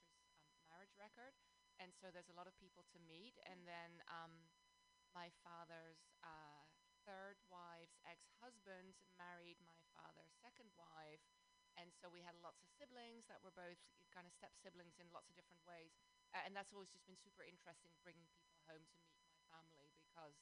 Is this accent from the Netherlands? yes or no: yes; Amsterdam, North Holland, Netherlands; also born or lived in London, United Kingdom; now in South Bay, United States; I live in the South Bay, but I'm originally from Amsterdam, the Netherlands, and then I also spend some years of my life in London, UK